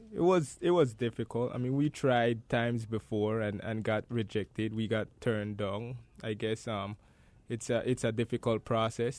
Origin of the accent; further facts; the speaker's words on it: Gales Point, Belize District, Belize; I grew up in Gales Point.